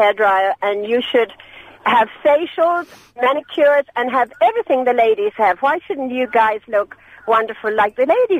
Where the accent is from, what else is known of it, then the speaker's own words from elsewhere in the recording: Ireland; We're visiting from Ireland.